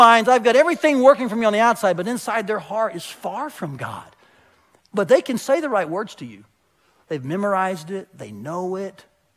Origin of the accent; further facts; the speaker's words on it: Tennessee, United States; I grew up in Tennessee